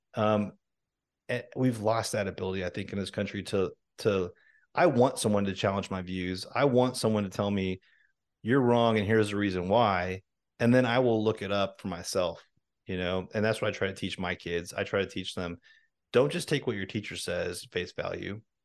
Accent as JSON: {"language": "English", "region": "Washington", "country": "United States", "tie": "born or raised there", "said": "I grew up in Washington State"}